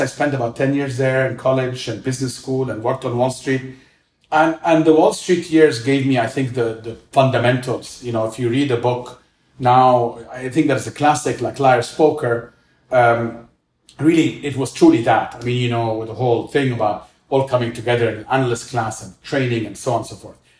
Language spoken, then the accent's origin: English; Cairo, Cairo Governorate, Egypt; I grew up in Cairo. I'm Egyptian.